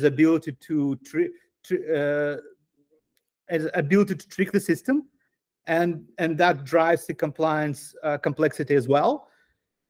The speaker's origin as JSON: {"language": "English", "region": "Moscow", "country": "Russia", "tie": "born or raised there", "also_born_or_lived": "Asia", "moved": "as an adult", "said": "I'm Jewish Russian. I grew up in Moscow. I lived in the country until 2014"}